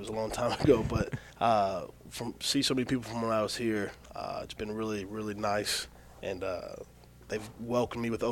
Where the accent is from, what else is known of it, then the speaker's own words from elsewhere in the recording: Kokomo, Indiana, United States; It's in my hometown